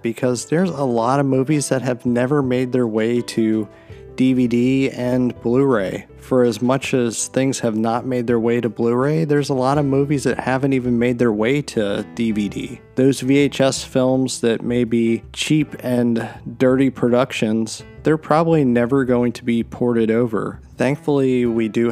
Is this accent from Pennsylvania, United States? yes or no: yes; Pennsylvania, United States; moved away; I'm from Pennsylvania originally